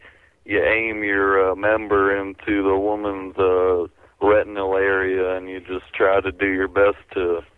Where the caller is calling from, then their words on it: Ann Arbor, Michigan, United States; from Ann Arbor.